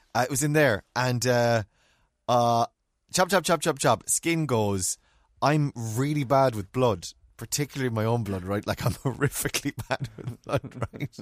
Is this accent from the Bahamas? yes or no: no; Ireland; Me being typically Irish